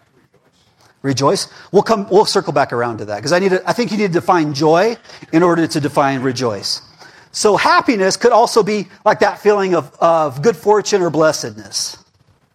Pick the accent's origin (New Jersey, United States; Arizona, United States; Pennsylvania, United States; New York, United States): Arizona, United States; Prescott Valley; accent: Prescott Valley; my Prescott Valley accent